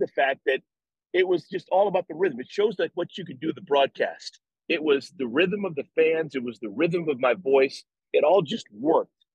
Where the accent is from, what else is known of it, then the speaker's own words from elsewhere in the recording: Cleveland, Ohio, United States; now in Charlotte, United States; I love going to Cleveland. It's great. That's my hometown.